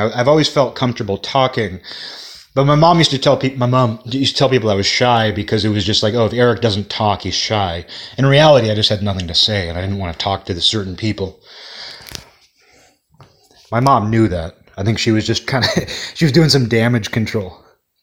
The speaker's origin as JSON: {"language": "English", "town": "Kirkland", "region": "Washington", "country": "United States", "tie": "born or raised there", "also_born_or_lived": "Olympia, Washington"}